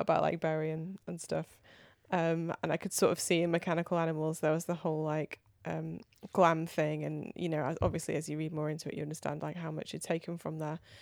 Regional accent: near Manchester, North West England, United Kingdom; I grew up near Manchester

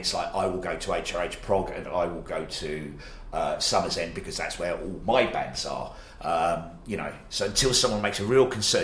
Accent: Australia; now in United Kingdom; I'm from Australia

